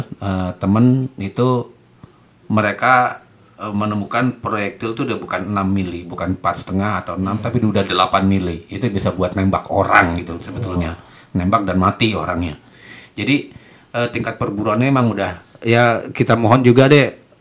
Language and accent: Indonesian; Java, Indonesia; saya orang Jawa